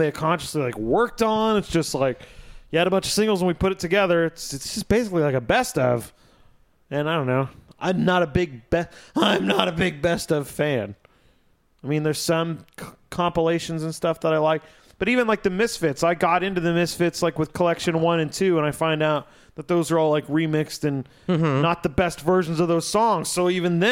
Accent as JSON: {"language": "English", "town": "Batesville", "country": "United States", "said": "I'm white kid from Batesville"}